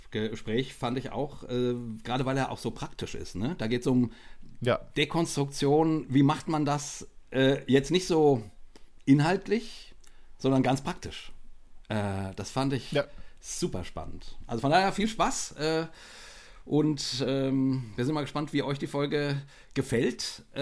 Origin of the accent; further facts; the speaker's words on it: Westerwald, Rhineland-Palatinate, Germany; moved away as an adult; also born or lived in Marburg; now in Dachau, Germany; Ich bin tatsächlich im Westerwald groß geworden.